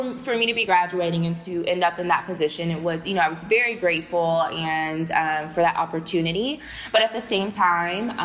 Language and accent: English; Houston, Texas, United States; moved away as an adult; I'm from Texas. I'm from not from a small town. I'm from Houston. But even still, the area that I grew up